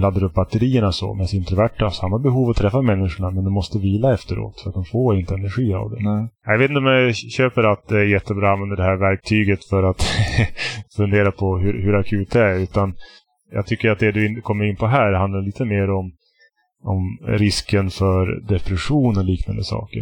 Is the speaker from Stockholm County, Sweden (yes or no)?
no; Västerbotten County, Sweden; jag är från Västerbotten